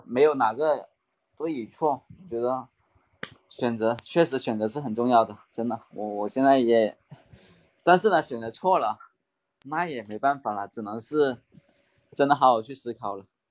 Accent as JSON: {"language": "Chinese", "town": "Maoming", "region": "Guangdong", "country": "China", "accent": "Guangdong", "said": "其实我也是来自广东的嘛，广东茂名这边"}